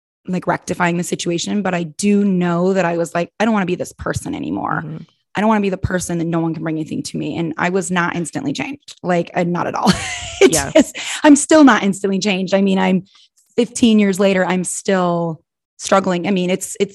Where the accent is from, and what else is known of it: Minnesota, United States; also born or lived in Arizona / Wisconsin; now in Illinois, United States